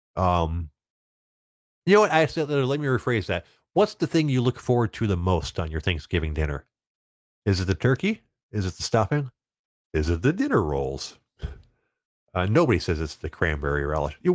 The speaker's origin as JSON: {"language": "English", "town": "Rochester Hills", "region": "Michigan", "country": "United States", "tie": "born or raised there", "lives_now": "Auburn Hills, United States", "said": "I grew up in Rochester Hills"}